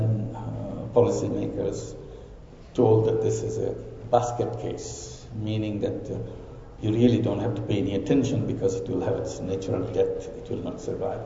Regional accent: Bangladesh; I'm from Bangladesh

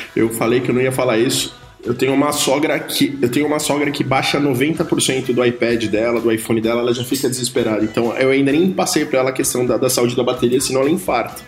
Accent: São Paulo, Brazil; sou de São Paulo capital

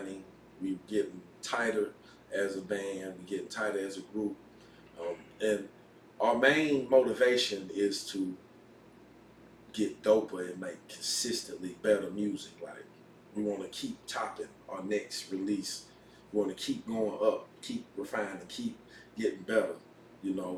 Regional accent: Asheville, North Carolina, United States; I'm from Burke Street Community.

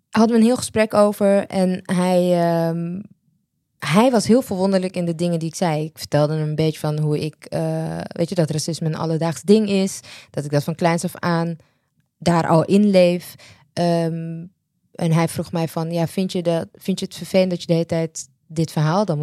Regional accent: Netherlands; ik ben in Nederland

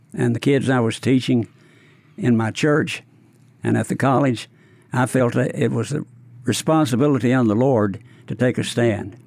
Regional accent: Paris, Tennessee, United States; now in Memphis, United States; I grew up near Paris, Tennessee

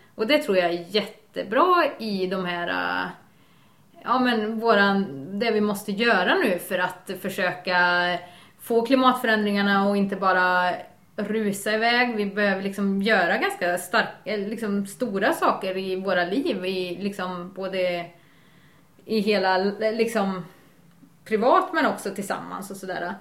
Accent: Värmland, Sweden; now in Bohuslän, Sweden; jag kommer från Värmland

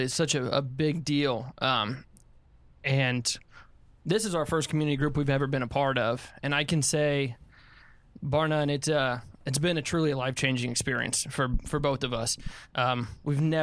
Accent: Tampa, Florida, United States; born and raised in Tampa

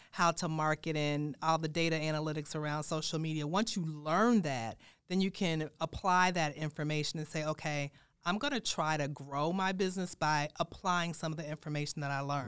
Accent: Chicago, Illinois, United States; also born or lived in Saint Louis / Durham, North Carolina / Washington, D.C.; now in Des Moines, United States; I'm from Chicago

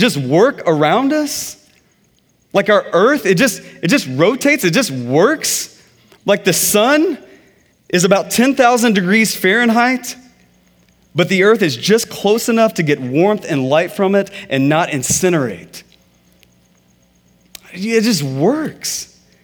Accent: Texas, United States; I'm from Texas.

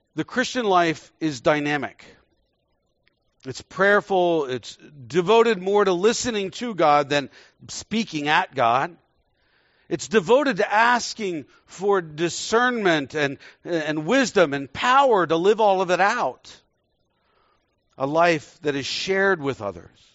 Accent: Texas, United States; moved away; also born or lived in Indonesia; I was born in Texas, so I'm a Texan

